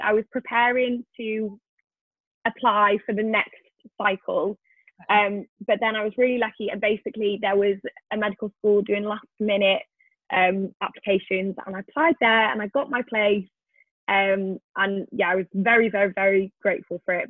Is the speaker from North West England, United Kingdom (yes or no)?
no; Wales, United Kingdom; moved away; I am originally from Wales